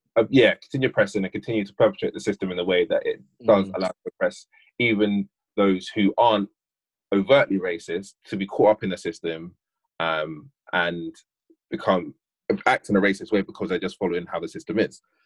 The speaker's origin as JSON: {"language": "English", "country": "United Kingdom", "lives_now": "Bristol, United Kingdom", "said": "this generation was born in this country to parents primarily who were born in this country we went to school in this country"}